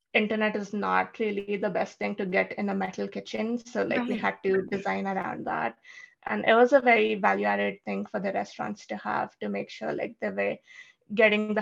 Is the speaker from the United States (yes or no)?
no; India; moved away; I grew up in India, I had never used or seen a lawnmower because we don't have